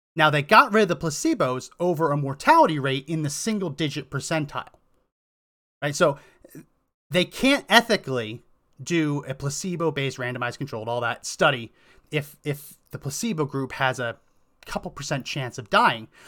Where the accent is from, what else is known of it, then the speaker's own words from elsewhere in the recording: New Jersey, United States; also born or lived in Massachusetts / Colorado; now in Texas, United States; I grew up in New Jersey, went to school in Massachusetts